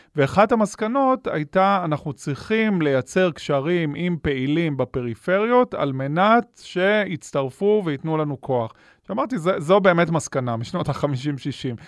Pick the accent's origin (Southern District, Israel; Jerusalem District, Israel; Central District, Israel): Southern District, Israel; Ashkelon; אני גדלתי באשקלון